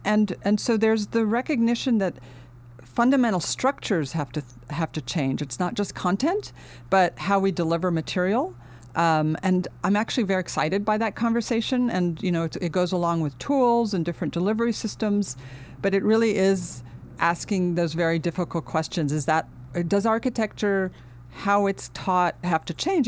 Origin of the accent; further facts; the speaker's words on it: Finland; also born or lived in United States / London, United Kingdom; now in Los Angeles, United States; I grew up in Finland, uh, but my, um, I was born in the United States, and when we were a year old, my twin brother and I, uh, we ended up going back to Finland.